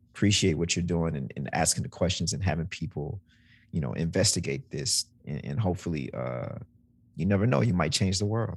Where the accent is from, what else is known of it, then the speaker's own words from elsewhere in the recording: Mississippi, United States; moved away; also born or lived in New Orleans, Louisiana; I'm from Mississippi